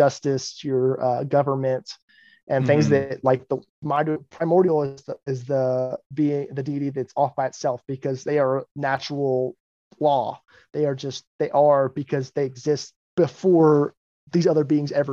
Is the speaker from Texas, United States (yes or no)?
yes; Texas, United States; I grew up in the Bible Belt of Texas